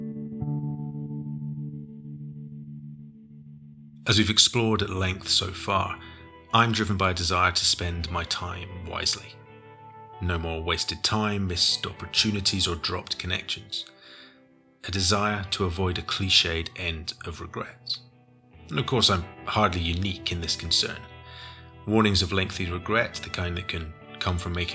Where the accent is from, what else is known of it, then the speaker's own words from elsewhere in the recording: United Kingdom; Being British